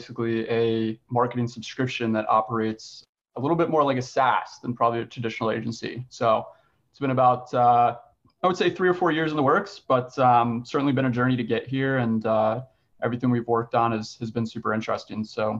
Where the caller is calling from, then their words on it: Richmond, Virginia, United States; I'm calling in from Richmond, Virginia